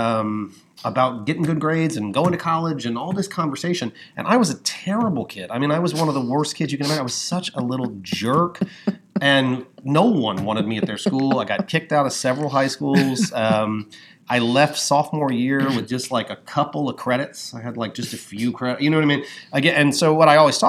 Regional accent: New Orleans, Louisiana, United States; also born or lived in Baton Rouge; I grew up in New Orleans and Baton Rouge

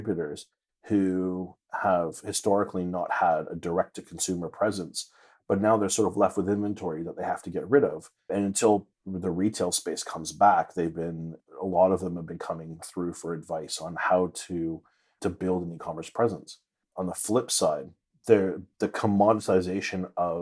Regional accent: Toronto, Ontario, Canada; moved away; I'm originally from Toronto, Canada

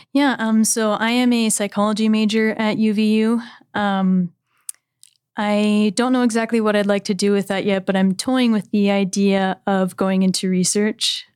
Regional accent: California, United States; I'm from California

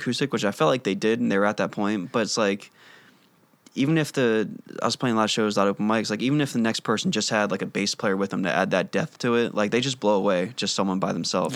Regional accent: Wilmington, Delaware, United States; moved away as an adult; From Delaware

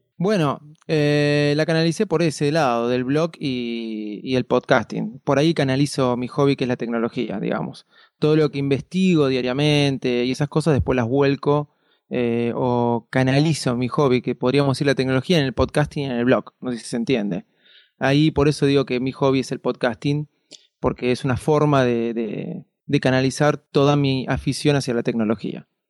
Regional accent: Argentina; como todo argentino, este, muy admirador del fútbol

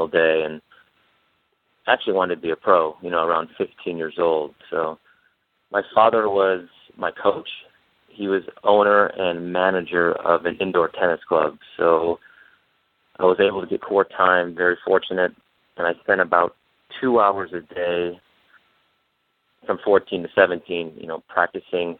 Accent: Michigan, United States; I grew up in Michigan

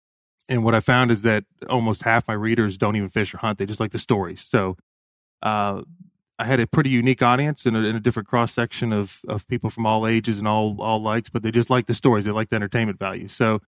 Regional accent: Bradenton, Florida, United States; also born or lived in Sarasota; I grew up in, born in Sarasota, Florida, grew up in Bradenton, Florida.

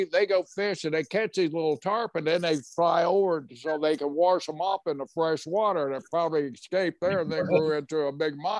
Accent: Oklahoma, United States; now in Tampa, United States; I grew up in Oklahoma, probably Joe Exotic's kingdom is just right a few miles from where I grew up. And now I moved to Tampa

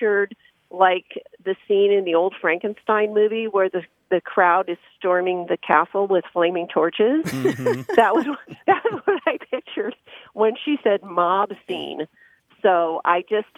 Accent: San Francisco Bay Area, Northern California, United States; now in Cardiff by the Sea, United States; I grew up in Northern California in the Bay Area

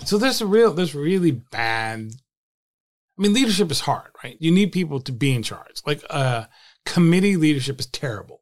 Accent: Attleboro, Massachusetts, United States; my hometown of Attleboro, Massachusetts, small town just south of, just north of Providence and about forty miles south of Boston

